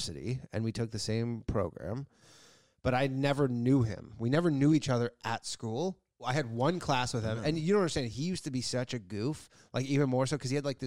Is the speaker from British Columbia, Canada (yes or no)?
no; Burlington, Ontario, Canada; Outside of Toronto, Burlington, Ontario.